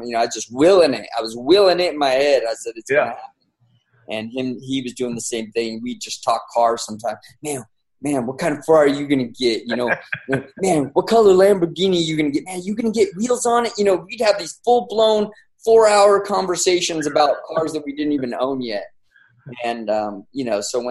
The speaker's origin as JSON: {"language": "English", "town": "San Bernardino", "region": "California", "country": "United States", "said": "I'm a dude from San Bernardino who was a police officer"}